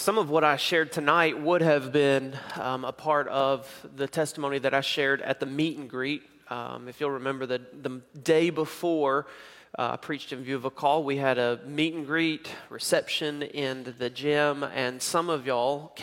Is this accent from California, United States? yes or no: no; Knoxville, Tennessee, United States; moved away; also born or lived in Jackson, Mississippi; I grew up in Knoxville, Tennessee, born in Jackson, Mississippi, grew up in Knoxville, Tennessee